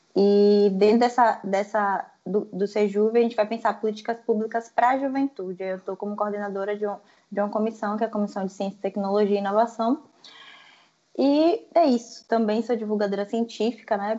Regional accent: Salvador, Bahia, Brazil; Sou de Salvador, na Bahia.

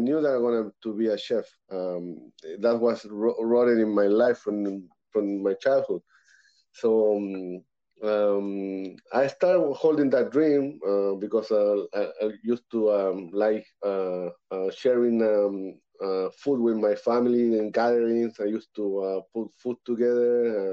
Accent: Santiago, Santiago Metropolitan Region, Chile; moved away as an adult; now in Canada; I'm from born and raised in Santiago, Chile, South America. I'm now living in Canada

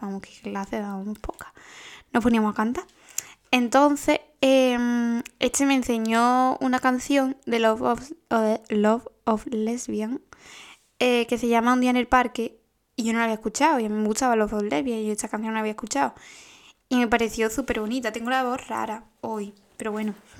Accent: Paradas, Andalusia, Spain; yo soy de Parada

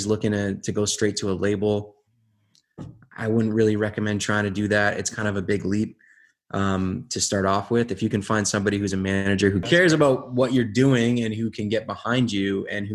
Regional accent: Windsor, Ontario, Canada; we're from Windsor

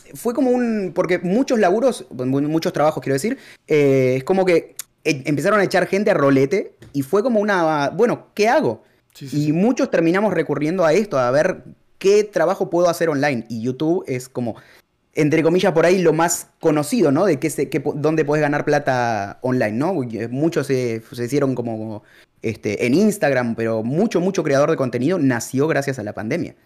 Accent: Argentina; moved away as an adult; also born or lived in Peru; Soy de Argentina y me fui a vivir a Perú

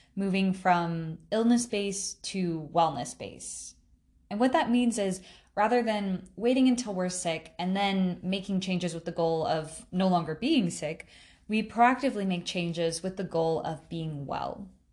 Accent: South Carolina, United States; I was born and raised in South Carolina

